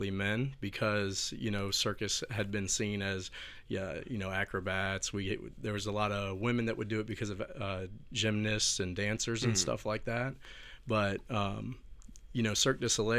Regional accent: Tampa, Florida, United States; born and raised in Tampa, Florida

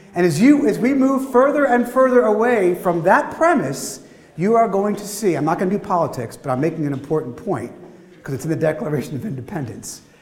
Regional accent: Philadelphia, Pennsylvania, United States; my hometown, Philadelphia

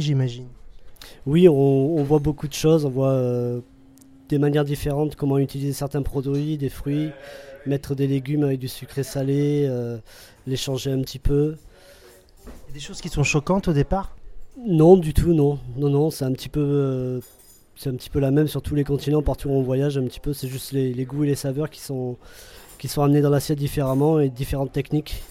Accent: Dordogne, Nouvelle-Aquitaine, France; moved away as an adult; also born or lived in England / Australia; now in Paris, France; je suis originaire de Dordogne.

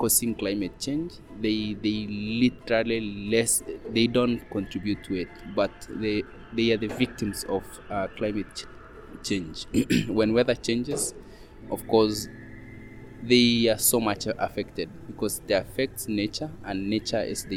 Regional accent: Kenya; I come from Kenya. I'm a Maasai indigenous person.

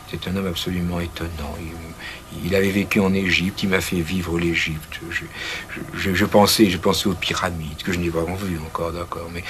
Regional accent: Verdun, Grand Est, France; moved away; also born or lived in Metz; je suis né à Verdun, à côté de Verdun, dans, ce lieu où s'est déroulée une bataille euh, célèbre. Et une bataille, euh, je suis né en 1923, je vous assure que l'on en voyait les traces.

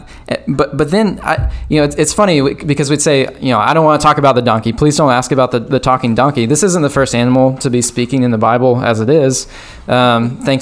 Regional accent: United States; being an American

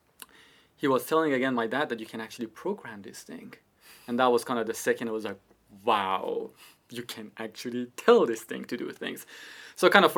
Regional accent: Iran; moved away as an adult; also born or lived in Toronto, Canada; now in United Kingdom; I was born in Iran. I lived in Iran

